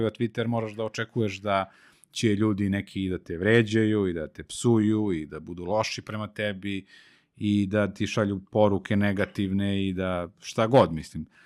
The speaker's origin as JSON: {"language": "Croatian", "town": "Kragujevac", "region": "Šumadija", "country": "Serbia", "said": "Jer sam iz, jer sam iz Kragujevca."}